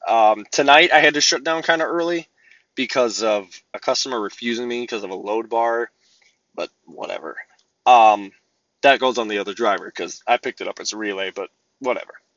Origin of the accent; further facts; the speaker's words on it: Midwest, United States; I'm from the Midwest, there's freight everywhere